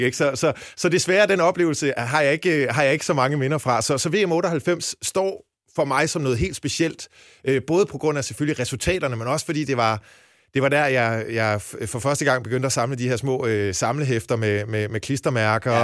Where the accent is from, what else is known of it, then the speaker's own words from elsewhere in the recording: Jutland, Denmark; moved away as an adult; now in Copenhagen, Denmark; jeg er jyde oprindelse